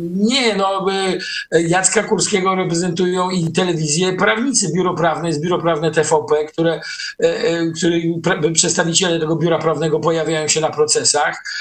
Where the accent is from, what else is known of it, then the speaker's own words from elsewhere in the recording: Gdańsk, Pomeranian Voivodeship, Poland; Jesteśmy z Gdańska